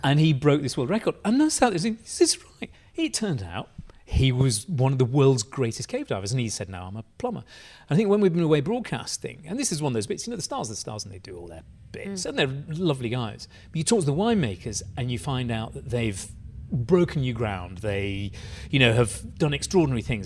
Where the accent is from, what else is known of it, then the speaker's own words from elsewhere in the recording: Bradford, Yorkshire and the Humber, United Kingdom; You, you, can tell I'm Bradford born because I don't pronounce it with a D. It's with a sort of glottal T.